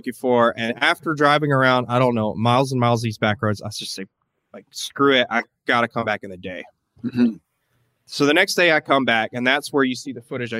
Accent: Tennessee, United States; where I grew up in Tennessee

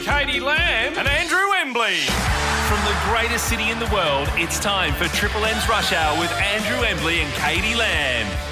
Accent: Bassendean, Western Australia, Australia; growing up in Bassendean, our family, huge Swan District supporters

